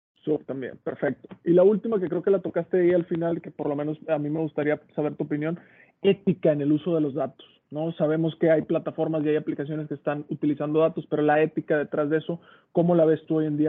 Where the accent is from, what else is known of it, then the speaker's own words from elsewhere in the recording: Mexico; como mexicanos